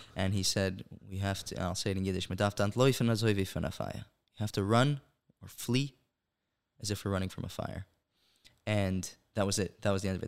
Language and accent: English; Monsey, New York, United States; moved away as an adult; also born or lived in Brooklyn, New York; now in Israel; I was originally born in Brooklyn, New York. Uh, my family and I moved to Muncie, New York, uh, when I was about twelve